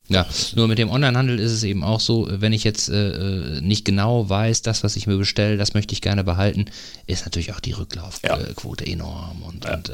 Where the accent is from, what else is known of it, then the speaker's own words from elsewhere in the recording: Eckernförde, Schleswig-Holstein, Germany; also born or lived in Borby / Kochendorf / Gammelby; Ja, ich bin gebürtiger Eckernförder. Ich bin hier geboren.